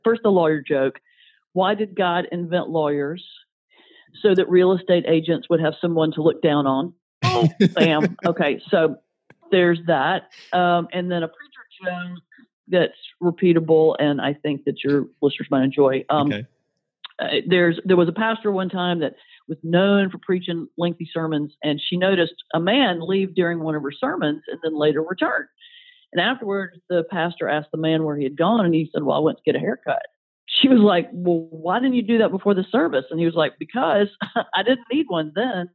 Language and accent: English; the South, Southern United States, United States; I'm a Southerner